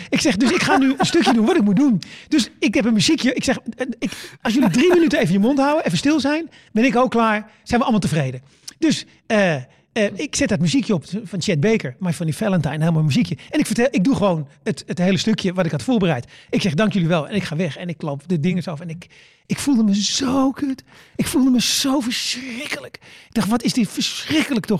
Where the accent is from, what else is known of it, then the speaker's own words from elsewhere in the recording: Netherlands; ik kom uit Nederland